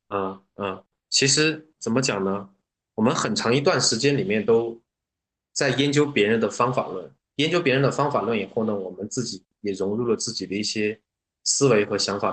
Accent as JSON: {"language": "Chinese", "country": "China", "said": "这种酸酸辣辣的口味是我们是我们中国人能够接受的"}